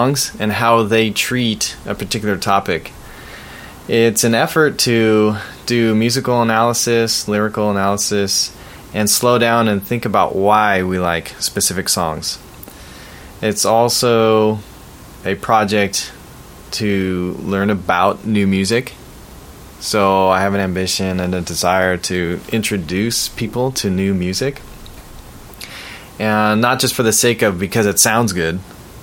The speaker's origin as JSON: {"language": "English", "area": "Bay Area", "region": "California", "country": "United States", "tie": "born or raised there", "said": "growing up in the Bay Area"}